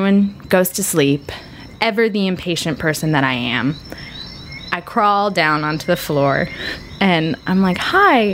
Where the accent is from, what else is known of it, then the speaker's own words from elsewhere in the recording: United States; as an American woman